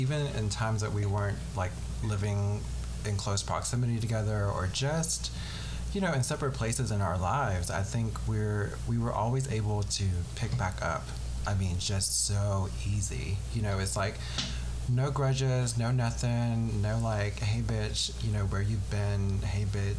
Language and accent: English; the South, United States; I mean, I grew up in the South, but I don't have too much of a Southern accent unless I'm like hanging around you like all the time